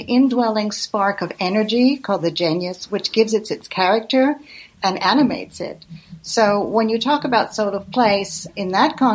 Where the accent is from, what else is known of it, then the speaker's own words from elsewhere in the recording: United States; moved away as an adult; also born or lived in Iowa City, United States / Rome, Italy; now in Italy; I'm an American author based in Italy